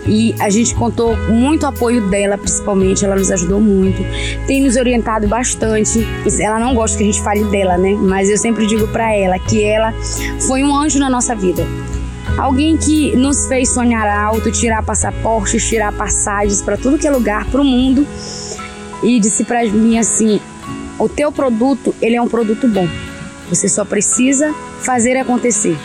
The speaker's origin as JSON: {"language": "Portuguese", "town": "Augusto Corrêa", "region": "Pará", "country": "Brazil", "also_born_or_lived": "Parauapebas", "said": "morei um tempo fora, saí de Augusto Corrêa, não fora do Pará"}